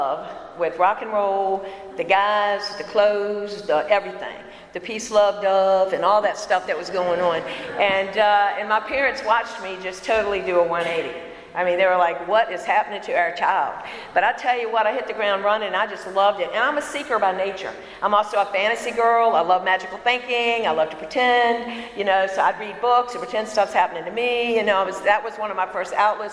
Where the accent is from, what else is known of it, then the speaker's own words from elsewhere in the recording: Bon Air, Virginia, United States; I am from Richmond, Virginia. I'm actually in a county called Chesterfield. I grew up in a Bon Air